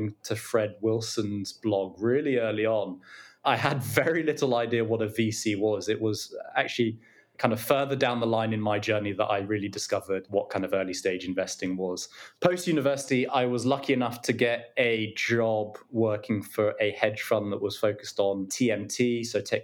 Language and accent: English; London, United Kingdom; I grew up in London. I'm from London, born here, educated here